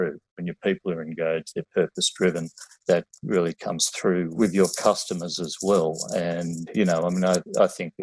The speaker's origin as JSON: {"language": "English", "town": "Sydney", "region": "New South Wales", "country": "Australia", "tie": "born or raised there", "said": "I grew up in Western Sydney"}